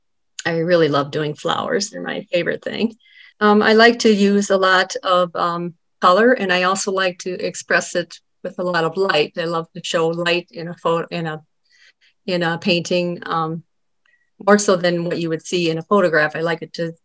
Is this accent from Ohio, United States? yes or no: no; Dubuque, Iowa, United States; I was born and raised in Dubuque, and as was my husband. So we've been here our whole lives.